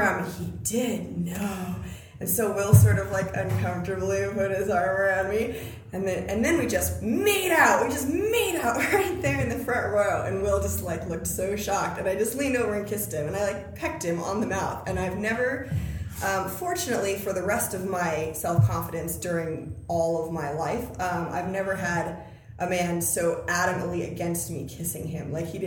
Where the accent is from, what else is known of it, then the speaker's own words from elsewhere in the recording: Washington, United States; now in Los Angeles, United States; I'm from, Washington. I went to UPS.